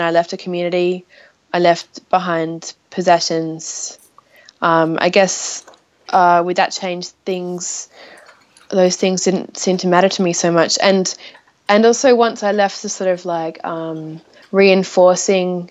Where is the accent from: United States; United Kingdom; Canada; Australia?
Australia; Adelaide, South Australia; moved away as an adult; I'm from Australia. My hometown is Adelaide